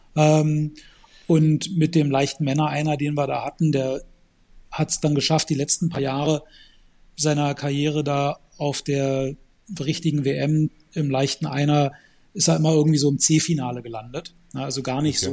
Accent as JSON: {"language": "German", "country": "Germany", "tie": "born or raised there", "said": "ich bin in Deutschland geboren und aufgewachsen"}